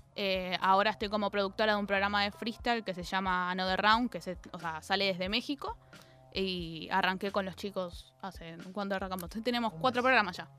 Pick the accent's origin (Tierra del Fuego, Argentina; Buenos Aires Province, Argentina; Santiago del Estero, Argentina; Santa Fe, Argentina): Buenos Aires Province, Argentina; Zona Sur; soy de Zona Sur. Entonces, cada vez que me vengo a Capital tengo dos horitas